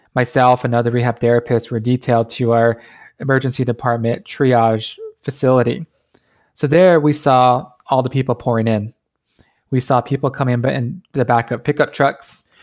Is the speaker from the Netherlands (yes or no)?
no; New Mexico, United States; moved away as an adult; I grew up in a small town on the Navajo Nation, the eastern side, on the New Mexico side